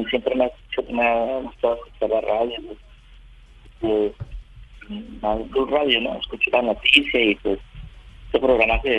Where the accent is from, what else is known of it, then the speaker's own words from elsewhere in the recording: Espinal, Tolima, Colombia; yo soy nativo acá, yo nací acá.